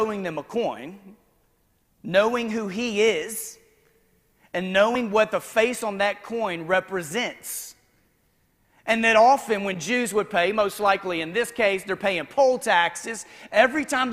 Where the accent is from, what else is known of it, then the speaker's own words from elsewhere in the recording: the South, United States; now in Memphis, United States; I was white and from the South